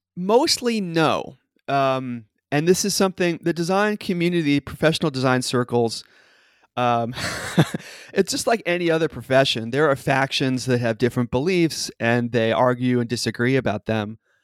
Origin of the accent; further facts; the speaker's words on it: New York City, New York, United States; now in Seattle, United States; I live in Seattle, as you said, but I grew up in New York City